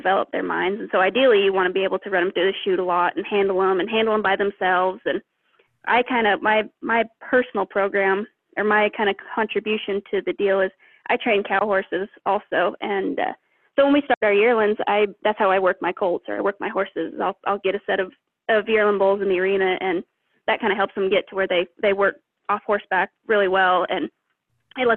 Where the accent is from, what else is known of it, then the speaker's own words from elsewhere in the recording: Montana, United States; moved away; also born or lived in Oklahoma; I grew up in Montana. My family ranches